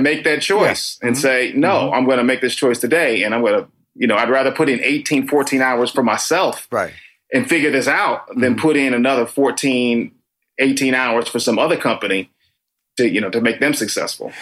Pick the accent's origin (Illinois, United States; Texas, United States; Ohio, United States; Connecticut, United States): Connecticut, United States; Danbury; also born or lived in Tokyo / Washington, D.C. / New York; now in Los Angeles, United States; originally I'm from Danbury, Connecticut